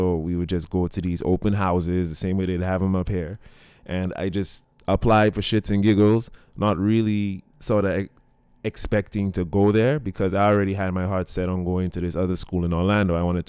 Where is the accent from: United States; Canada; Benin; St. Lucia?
St. Lucia; all right, I come in from St. Lucia, right?